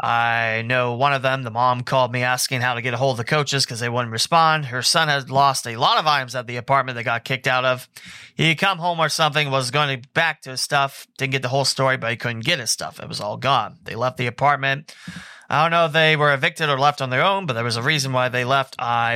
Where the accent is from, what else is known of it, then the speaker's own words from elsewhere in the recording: Texas, United States; I called and talked to a coach there because I'm from Texas. I play at Trinity High School, which is a big powerhouse in Texas.